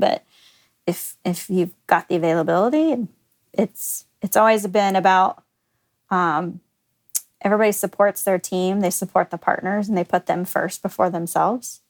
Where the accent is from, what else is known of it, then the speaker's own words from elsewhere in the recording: Garland, Texas, United States; also born or lived in Oklahoma; I grew up in the Dallas area.